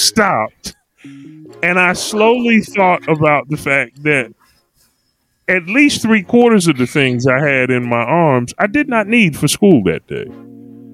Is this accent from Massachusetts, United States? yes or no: no; Philadelphia, Pennsylvania, United States; I grew up at 5729 North 20th Street in Philadelphia, Pennsylvania